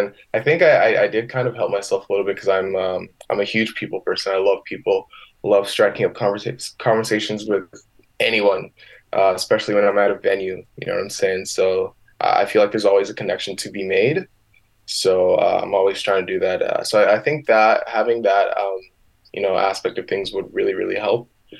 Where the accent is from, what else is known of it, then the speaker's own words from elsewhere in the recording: Michigan, United States; now in Winnipeg, California, United States; And I just came from the States. I don't know if you know this, but I came from Michigan, 2016, and, you know, started to build the relationships up here in Winnipeg with the music scene.